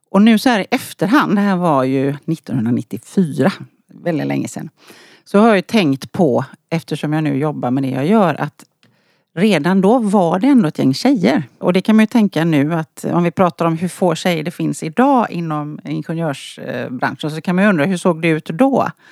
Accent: outside Gothenburg, Västra Götaland, Sweden; Jag är från västkusten precis som du sa. Född och uppvuxen utanför Göteborg.

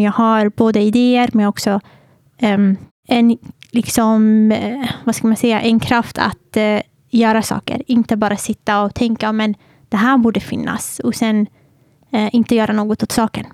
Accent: Södertälje, Stockholm County, Sweden; född och uppvuxen i Södertälje

